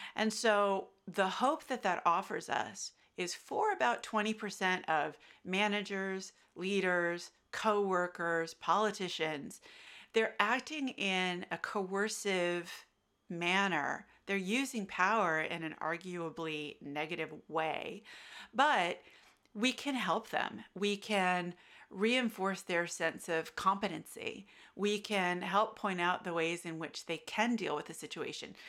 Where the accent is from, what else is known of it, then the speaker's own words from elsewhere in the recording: United States; accent: American; now in Australia; you can tell from my accent, I'm American